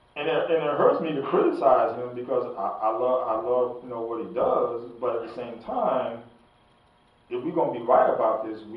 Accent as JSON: {"language": "English", "region": "New York", "country": "United States", "tie": "born or raised there", "said": "Even though I grew up in New York with all that around me."}